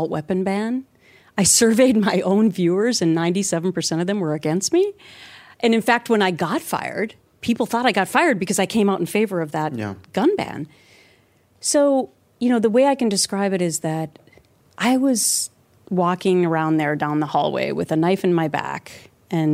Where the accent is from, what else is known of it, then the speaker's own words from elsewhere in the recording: Minnesota, United States; moved away as an adult; also born or lived in New York City; I grew up in Minnesota